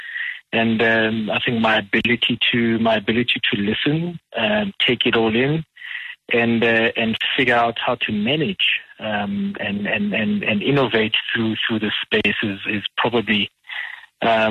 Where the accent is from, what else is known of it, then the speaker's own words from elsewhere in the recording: Soweto, Gauteng, South Africa; I'm a simple Soweto boy. I'm born and bred in Dube.